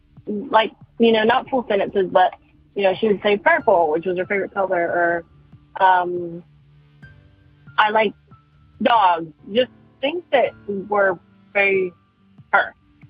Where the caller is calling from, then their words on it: North Carolina, United States; I am calling from North Carolina